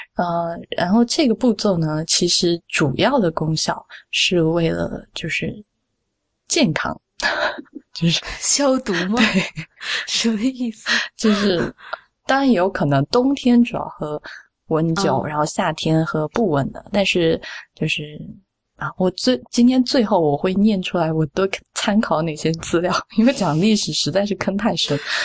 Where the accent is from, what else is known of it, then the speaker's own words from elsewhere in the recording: Sichuan, China; 我，我四川人嘛